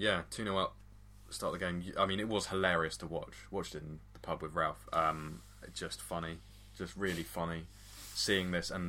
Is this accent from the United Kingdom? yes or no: yes; Burnley, North West England, United Kingdom; Burnley. I'm from Burnley. Anyway, well, I'm sorry, everyone from Burnley. Yes, it's just further north than Manchester.